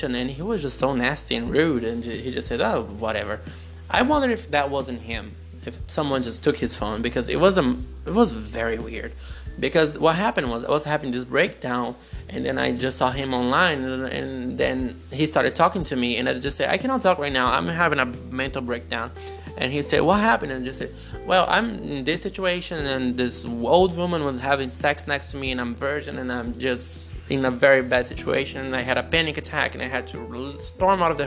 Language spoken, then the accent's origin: English; Brazil; English is a second language; also born or lived in United Kingdom; I'm Brazilian.